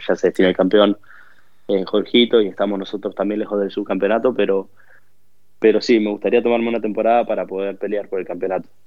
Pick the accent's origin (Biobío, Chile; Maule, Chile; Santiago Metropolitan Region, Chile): Biobío, Chile; Concepción; also born or lived in Bahía Blanca, Argentina; Mi familia se vino a vivir acá cuando yo tenía 7, 8 años. Eh, y, nada, yo después desarrollé gran parte de mi vida acá